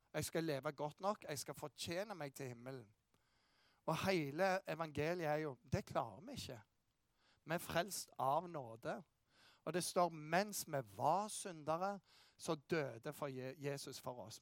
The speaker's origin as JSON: {"language": "Norwegian", "town": "Bryne", "region": "Rogaland", "country": "Norway", "said": "jeg kommer fra Bryne"}